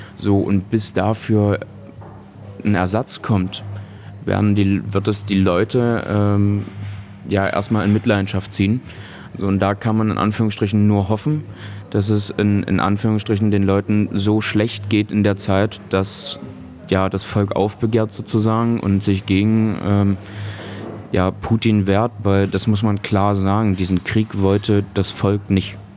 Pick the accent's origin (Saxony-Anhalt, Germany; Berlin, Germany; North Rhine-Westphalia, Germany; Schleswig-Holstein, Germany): Saxony-Anhalt, Germany; Köthen; meine Heimatstadt Köthen